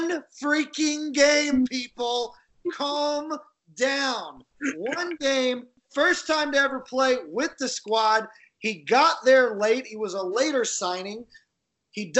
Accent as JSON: {"language": "English", "country": "United States", "said": "We're American, so obviously we don't practice other languages"}